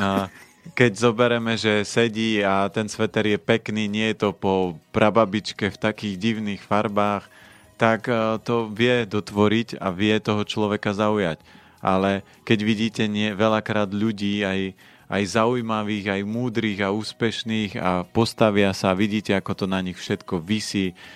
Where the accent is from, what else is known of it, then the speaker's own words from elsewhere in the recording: Orava, Žilina Region, Slovakia; ja som človek z Oravy